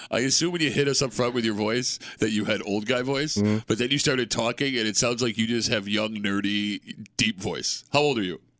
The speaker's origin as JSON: {"language": "English", "town": "Hilton", "region": "New York", "country": "United States", "tie": "born or raised there", "said": "I'm going with my hometown, Hilton, New York."}